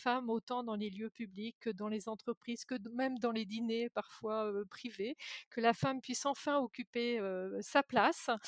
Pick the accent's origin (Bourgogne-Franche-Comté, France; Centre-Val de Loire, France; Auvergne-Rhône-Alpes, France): Bourgogne-Franche-Comté, France; Jura; moved away; also born or lived in Brittany; moi, je, viens du Jura, donc de l'autre côté de la France